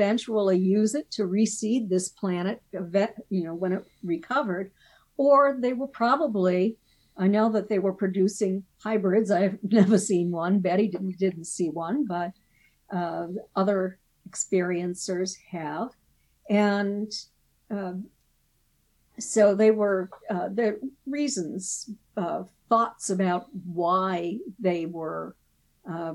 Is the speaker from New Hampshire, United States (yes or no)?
yes; Portsmouth, New Hampshire, United States; I was born in Portsmouth